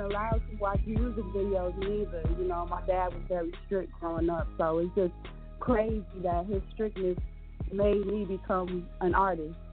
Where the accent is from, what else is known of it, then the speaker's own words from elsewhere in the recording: Chicago, Illinois, United States; I'm from Chicago